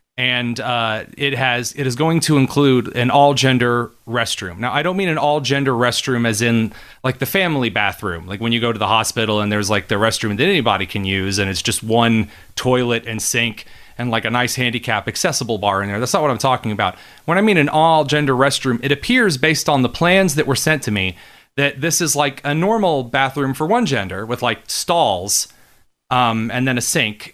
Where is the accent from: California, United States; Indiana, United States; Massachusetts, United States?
Indiana, United States; Henry County; also born or lived in Wisconsin; I grew up in Henry County, and I have spent the majority of my life, when I wasn't in Wisconsin for college, um, in the outside area